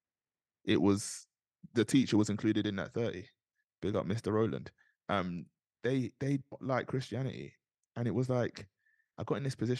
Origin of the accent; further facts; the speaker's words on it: London, United Kingdom; also born or lived in Nigeria (ancestry); They came over to this country, they settled in South London. My brother was born, they moved to North London to be a part of a church plant at Jubilee Church